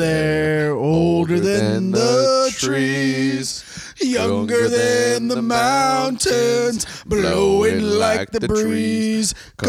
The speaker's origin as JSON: {"language": "English", "town": "Tampa", "region": "Florida", "country": "United States", "tie": "born or raised there", "said": "I grew up in West Tampa."}